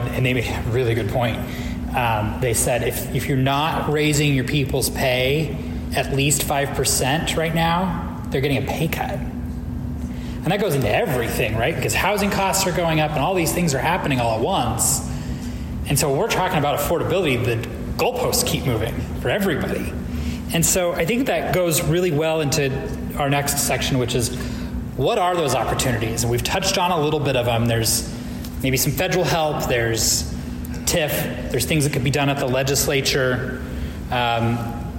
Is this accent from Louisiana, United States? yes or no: no; Boise, Idaho, United States; when I was growing up in Boise